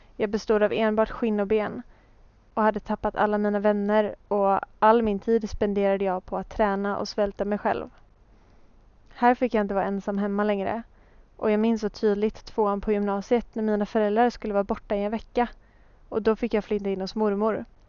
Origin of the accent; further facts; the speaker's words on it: Hultsfred, Kalmar County, Sweden; moved away as an adult; now in Gothenburg, Sweden; Jag föddes alltså år 1997 i Småland där jag växte upp med min familj